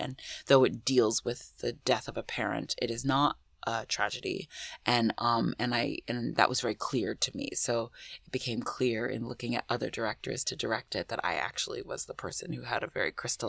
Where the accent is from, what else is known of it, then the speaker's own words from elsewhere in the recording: United States; also born or lived in Ghana; I was born in the States. Yeah. I was born in the States. I'm a dual citizen, but I was born in the States.